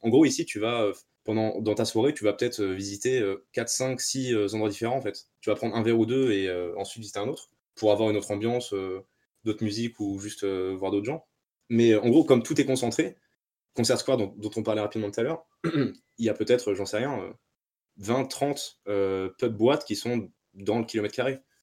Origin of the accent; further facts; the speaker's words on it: France; moved away as an adult; now in Liverpool, United Kingdom; en tant que Français